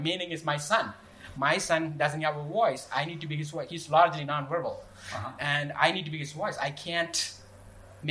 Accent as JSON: {"language": "English", "region": "southern India", "country": "India", "tie": "born or raised there", "moved": "as an adult", "said": "I grew up in India, Southern India to be precise"}